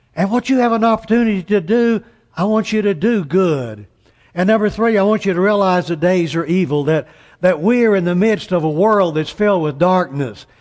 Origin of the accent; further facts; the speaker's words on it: Amarillo, Texas, United States; I'm from Amarillo, Texas